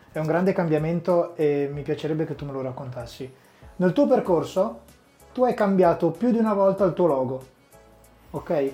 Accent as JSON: {"language": "Italian", "town": "Sassuolo", "region": "Emilia-Romagna", "country": "Italy", "tie": "born or raised there", "said": "Io sono cresciuto a Sassuolo"}